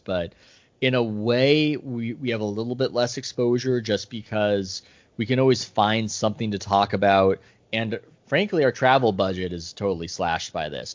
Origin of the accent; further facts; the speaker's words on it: San Diego, California, United States; I grew up in San Diego.